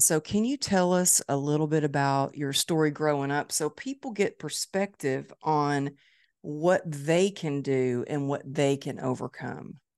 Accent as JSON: {"language": "English", "town": "Dallas", "region": "Texas", "country": "United States", "tie": "born or raised there", "said": "It's my hometown"}